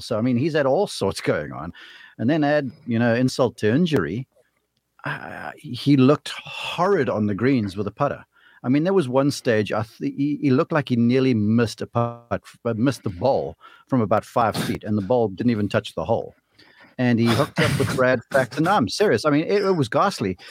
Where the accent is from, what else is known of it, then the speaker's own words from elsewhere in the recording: South Africa; moved away as an adult; now in United States; I'm a South African kid who got lucky to get over here to college.